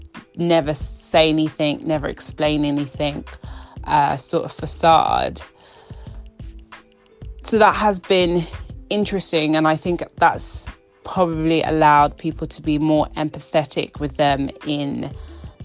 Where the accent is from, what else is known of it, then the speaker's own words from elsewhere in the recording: United Kingdom; as a British person